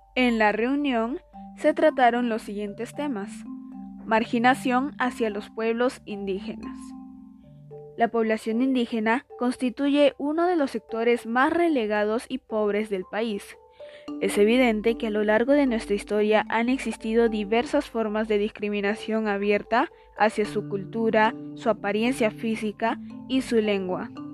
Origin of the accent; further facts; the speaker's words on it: Peru; como peruanos que somos